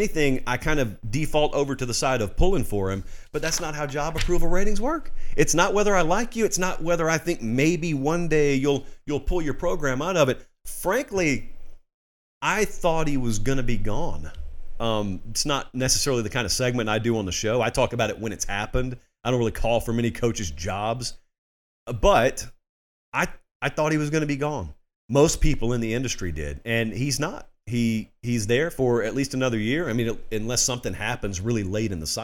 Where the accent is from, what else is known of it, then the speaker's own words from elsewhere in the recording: Harris County, Georgia, United States; growing up in Harris County